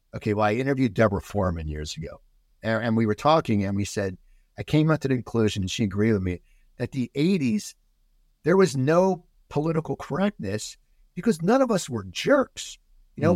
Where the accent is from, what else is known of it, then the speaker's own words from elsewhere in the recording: United States; also born or lived in New Jersey; they put us in a nice suburb outside 10 minutes, 15 minutes outside Philadelphia